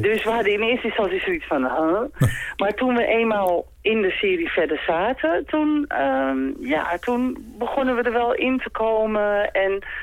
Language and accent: Dutch; Amsterdam, North Holland, Netherlands; ik kom uit Amsterdam en zij dus ook